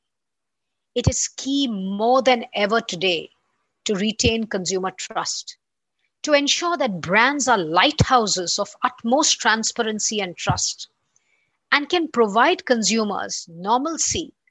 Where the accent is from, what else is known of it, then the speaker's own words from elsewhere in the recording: India; my home country, India